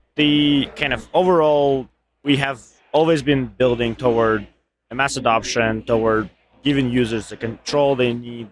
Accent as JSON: {"language": "English", "country": "Ukraine", "moved": "yes", "said": "I'm actually from Ukraine."}